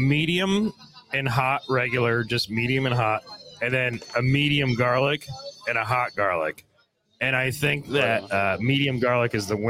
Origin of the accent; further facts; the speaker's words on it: Binghamton, New York, United States; moved away; So I'm from Binghamton originally.